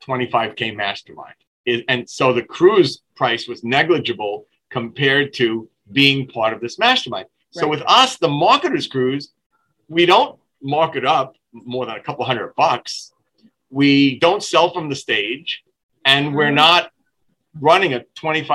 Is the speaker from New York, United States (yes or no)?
yes; New York City, New York, United States; I'm the guy from Brooklyn, New York, that was involved with Vince McMahon's World Wrestling Federation for 4 years back in the late 70s